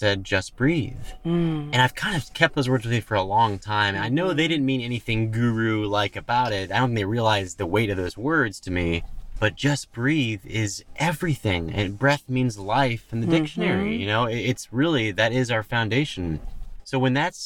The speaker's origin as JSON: {"language": "English", "region": "Texas", "country": "United States", "said": "we're both from Texas"}